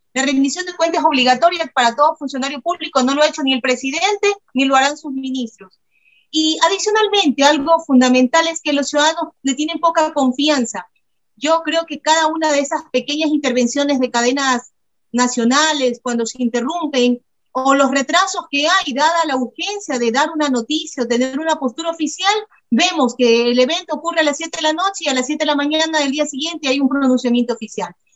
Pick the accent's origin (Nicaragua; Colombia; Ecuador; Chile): Ecuador; nosotros como ecuatorianos